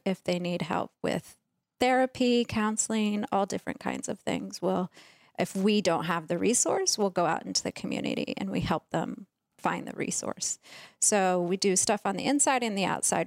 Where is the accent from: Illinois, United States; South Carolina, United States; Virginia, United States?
Virginia, United States; we grew up in Virginia